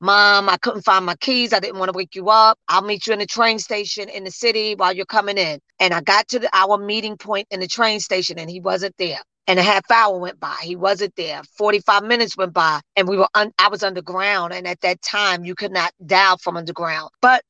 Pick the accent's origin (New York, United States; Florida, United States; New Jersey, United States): New Jersey, United States; So the hospital is flooded with people because I come from New Jersey there.